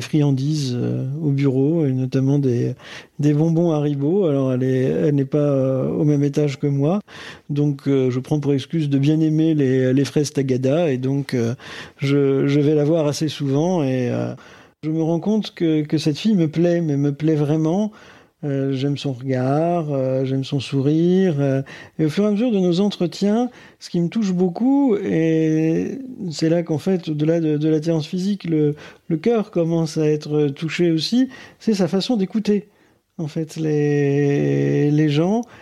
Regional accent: Boulogne-sur-Mer, Hauts-de-France, France; J'ai grandi dans le Pas-de-Calais, à Boulogne-sur-Mer

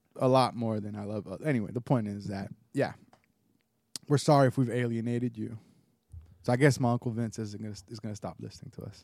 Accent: United States; being Puerto Rican, being a white Puerto Rican, and growing up in the United States

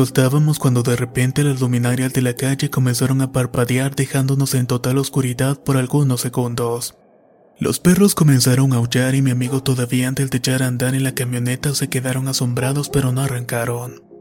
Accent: Manizales, Caldas, Colombia; Soy de Manizales, Colombia y estas son tres experiencias que he vivido a lo largo de mi vida.

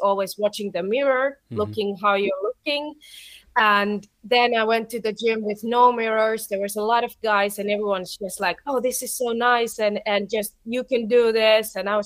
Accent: Turku, Southwest Finland, Finland; my hometown, Turku

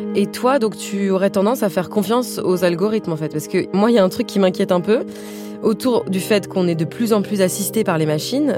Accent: France; comme je suis pas du tout américaine, en tant que française

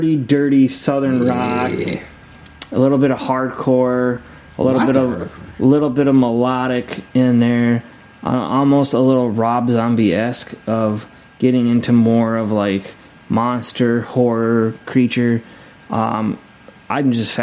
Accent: Scotland, United Kingdom; I'm Scottish

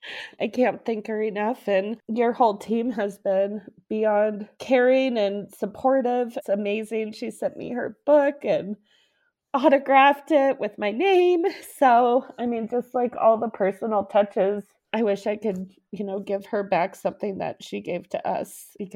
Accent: Aurora, Colorado, United States; from Aurora, Colorado.

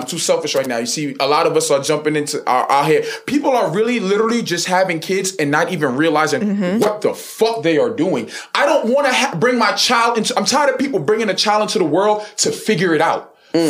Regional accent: New York City, New York, United States; I'm from Brooklyn.

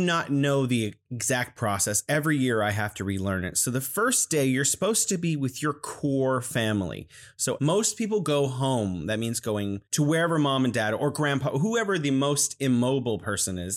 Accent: California, United States; now in Wuhan, China; I'm originally from California, but I'm living in beautiful Wuhan, China.

